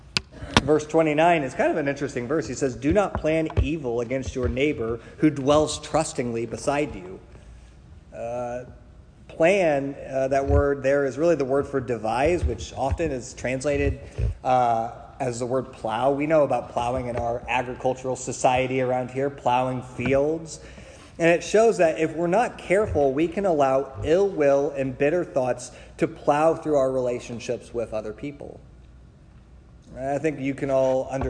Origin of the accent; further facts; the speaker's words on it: Springfield, Illinois, United States; I grew up in Springfield, and Springfield is known for Abraham Lincoln.